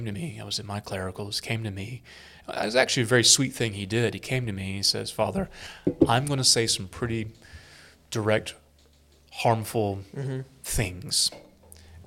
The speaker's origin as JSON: {"language": "English", "region": "South Carolina", "country": "United States", "said": "I'm from South Carolina, mm-hmm. although more of an upstate redneck than a low country aristocrat"}